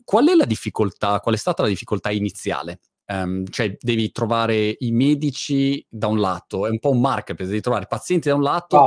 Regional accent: Milan, Lombardy, Italy; moved away as an adult; now in Brighton, United Kingdom; io che sono milanese invece sono a Brighton

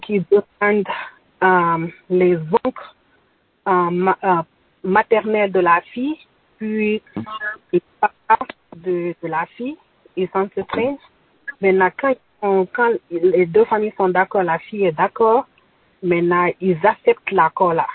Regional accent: Tambacounda, Tambacounda Region, Senegal; Je viens du Sénégal, plus précisément à Tambacounda, au fond du Sénégal

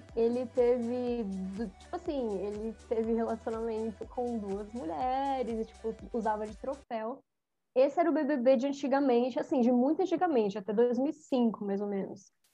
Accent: São Paulo, Brazil; Eu sou de São Paulo, eu sou do Grajaú

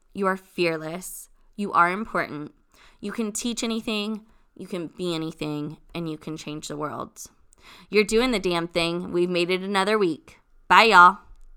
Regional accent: Long Beach, California, United States; I'm originally from California, born and raised, um, Long Beach

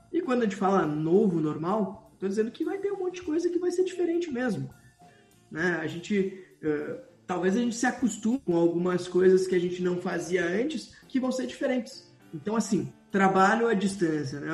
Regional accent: Brazil; sou do Brasil

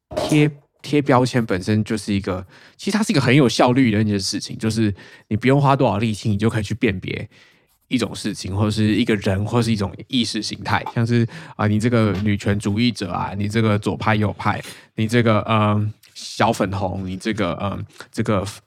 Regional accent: Taiwan; now in Australia; 我们台湾人

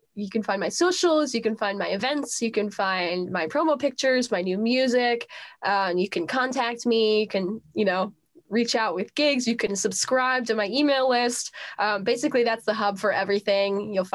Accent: Cleveland, Ohio, United States; moved away as an adult; now in Nashville, United States; go back to Cleveland, do more gigs there with, you know, my hometown

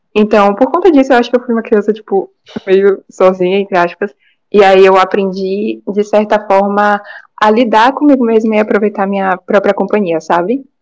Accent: Salvador, Bahia, Brazil; eu sou de Salvador, na Bahia, tenho 15 anos

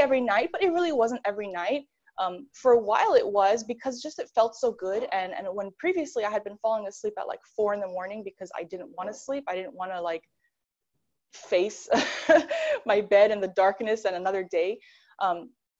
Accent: New York, United States; now in Los Angeles, United States; I'm from New York

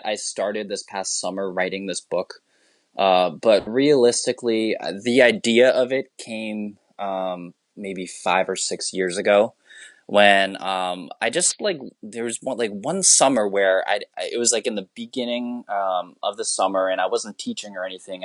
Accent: Massachusetts, United States; first language English; I, as a Filipino person, I grew up in like one of the whitest towns in Massachusetts

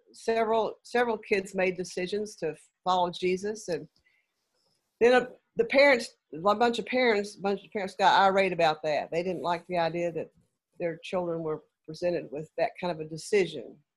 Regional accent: Lexington, Kentucky, United States; moved away; I'm from Lexington originally.

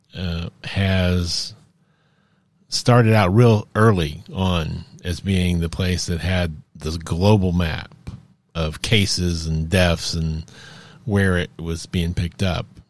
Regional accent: United States; the standard vaccines we were given as children growing up in America

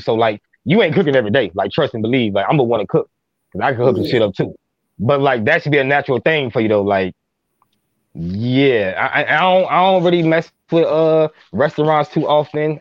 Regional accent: Minneapolis, Minnesota, United States; I'm from Minneapolis, Minnesota

